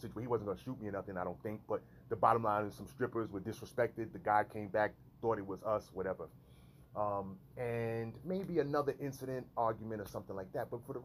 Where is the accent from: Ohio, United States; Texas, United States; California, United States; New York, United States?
New York, United States; New York City; moved away as an adult; I was raised in New York City in an urban environment